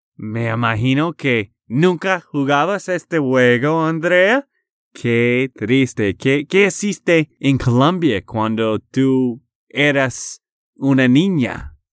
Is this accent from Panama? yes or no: no; Texas, United States; de Texas, Estados Unidos